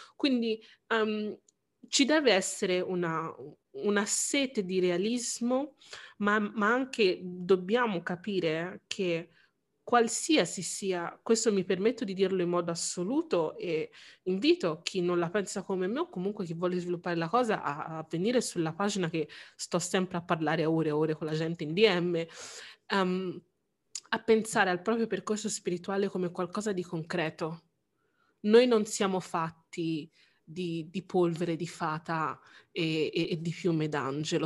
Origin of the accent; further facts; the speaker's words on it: Italy; essendo io nato in Italia